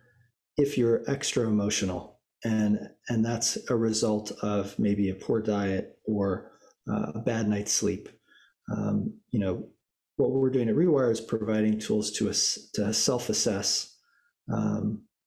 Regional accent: Boulder, Colorado, United States; growing up in Boulder, Colorado, and really getting exposed to sport at an early age

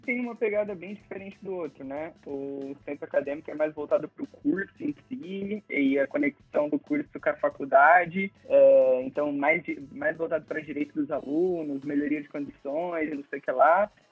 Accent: Presidente Prudente, São Paulo, Brazil; now in Florianópolis, Brazil; eu sou nascido no interior de São Paulo, lá em Presidente Prudente

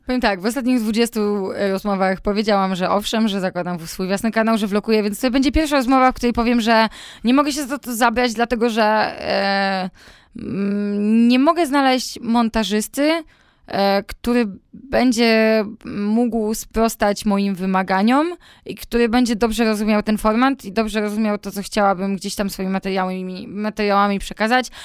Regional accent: Włocławek, Kuyavian-Pomeranian Voivodeship, Poland; moved away; mój ukochany Włocławek. Kocham moje rodzinne miasto.

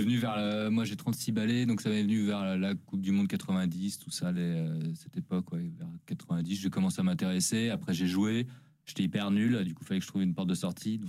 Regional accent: Lyon, Auvergne-Rhône-Alpes, France; je suis né en Auvergne mais j'ai globalement vécu euh, principalement dans la région de Lyon

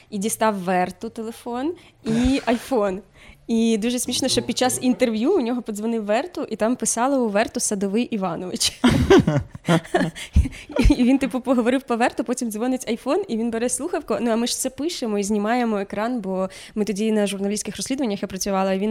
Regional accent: Chernivtsi, Chernivtsi Oblast, Ukraine; also born or lived in Sievierodonetsk; now in Kyiv, Ukraine; Я з Чернівців.

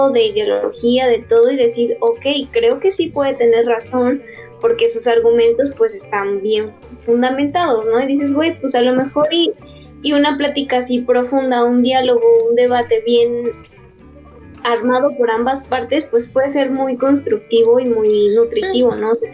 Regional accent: Mexico; no me acuerdo qué se había preparado, pero soy mexicano

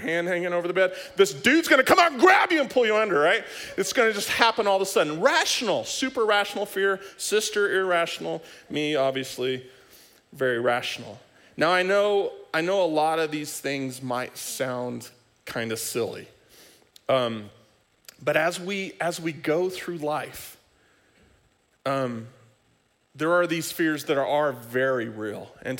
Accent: Oklahoma, United States; I grew up in Oklahoma for a good portion of my life, and there was this little thing that would roll through every once in a while called a tornado.

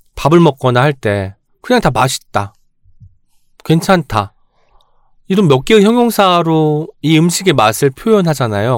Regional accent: Jeolla, South Korea; moved away as an adult; now in Seoul, South Korea; 제가 이제 그 전라도에서 고등학교 때까지 살다가 이제 대학 올라오면 서울에 왔잖아요.

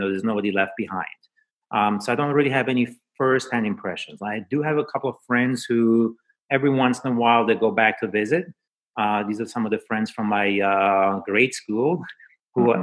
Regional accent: Iran; now in New York City, United States; I was born in Iran.

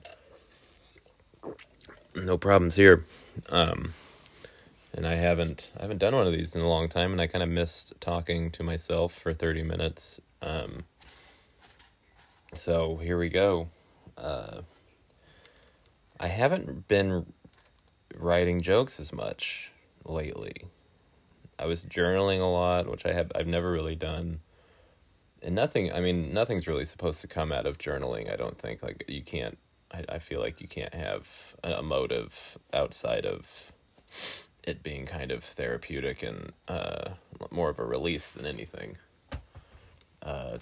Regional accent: Weston, Missouri, United States; I have since moved back to Weston, Missouri, which is a suburb of Kansas City, in my hometown

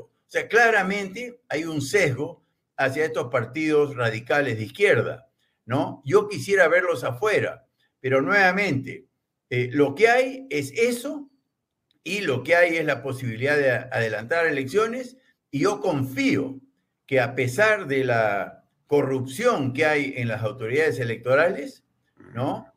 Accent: Peru; como los peruanos

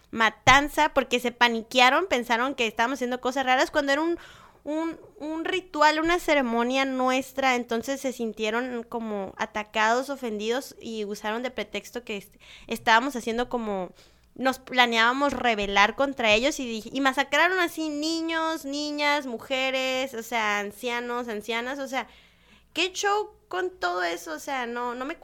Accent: Mexico; como mexicanos

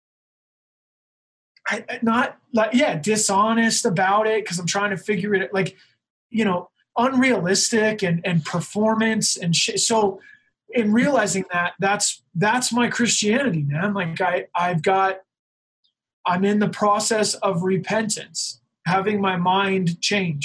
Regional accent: Salt Lake City, Utah, United States; I'm from Salt Lake City in the hardcore scene

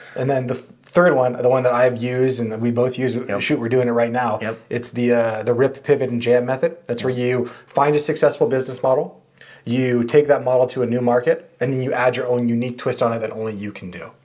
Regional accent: San Diego, California, United States; I grew up in San Diego

